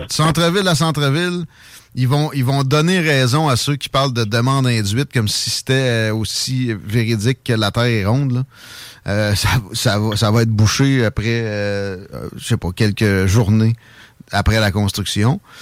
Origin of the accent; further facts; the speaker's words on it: Chaudière, Quebec, Canada; je suis de la Chaudière, tu, tu sais de quoi je parle avec Saint-Nic qui euh, moi je suis un, gars originaire de là